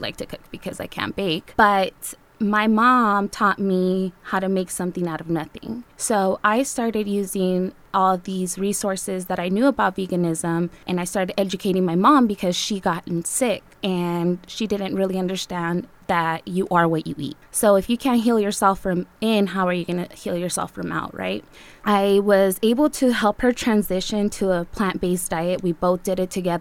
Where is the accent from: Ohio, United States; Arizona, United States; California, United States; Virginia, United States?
Arizona, United States; South Tucson; also born or lived in Navojoa, Sonora, Mexico; I'm from South Tucson